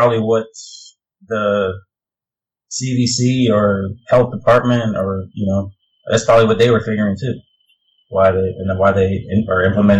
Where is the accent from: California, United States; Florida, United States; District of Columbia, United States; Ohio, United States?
District of Columbia, United States; Washington; I grew up in Washington, D.C., and NIH is in Bethesda. It was a 15-minute drive from my front door.